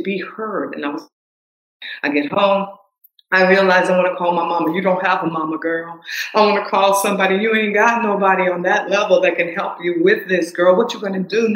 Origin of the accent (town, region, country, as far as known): the South, United States; accent: southern; moved away